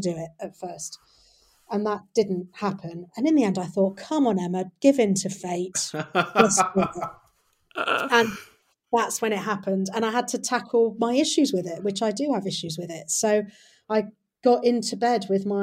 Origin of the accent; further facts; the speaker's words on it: Nottingham, East Midlands, United Kingdom; I grew up in Nottingham